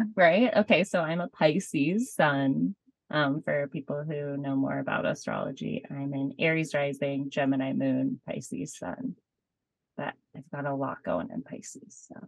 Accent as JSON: {"language": "English", "town": "Boulder", "region": "Colorado", "country": "United States", "tie": "born or raised there", "moved": "as an adult", "said": "I grew up in Boulder, Colorado, which is a wonderful place to be from."}